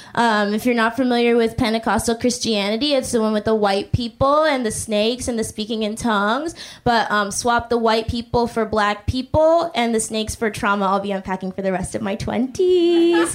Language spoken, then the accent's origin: English; Boston, Massachusetts, United States; now in New York, United States; I'm originally from Boston